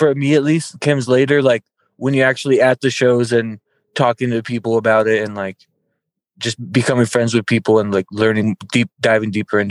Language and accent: English; Hollister, California, United States; I grew up in this city called Hollister. It's like it's like an hour south of San Jose